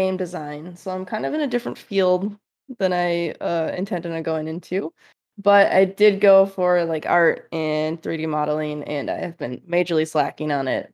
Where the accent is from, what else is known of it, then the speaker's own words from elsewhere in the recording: Michigan, United States; moved away as an adult; also born or lived in Fremont, California; I'm originally from Michigan, so it was a big move